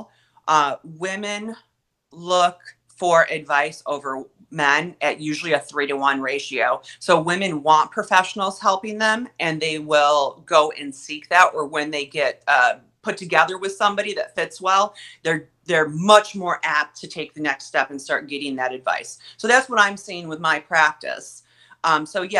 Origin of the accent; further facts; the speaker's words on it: Olean, New York, United States; moved away as an adult; now in Rochester, United States; I'm originally 2 hours south of Rochester in a tiny town. I think it's technically a city, Olean